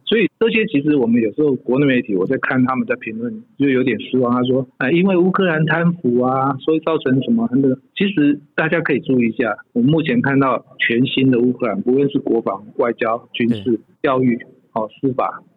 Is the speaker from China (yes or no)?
no; Taiwan; moved away as an adult; now in Ukraine; 我从台湾来